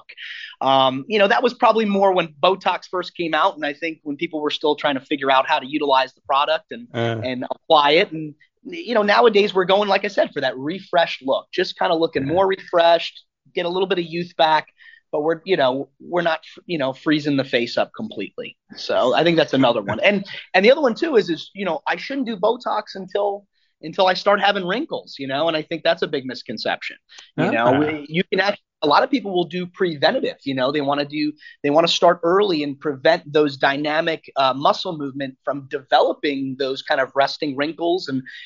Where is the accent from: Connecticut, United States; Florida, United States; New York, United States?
New York, United States; Long Island; moved away as an adult; I grew up in Long Island, New York